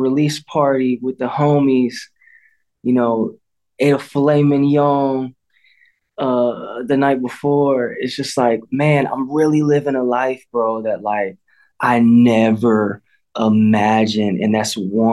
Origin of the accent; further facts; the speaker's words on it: Midwest, United States; I don't speak because I'm American.